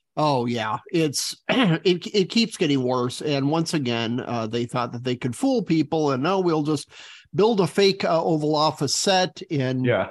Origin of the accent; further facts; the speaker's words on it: Arizona, United States; In Arizona, my home state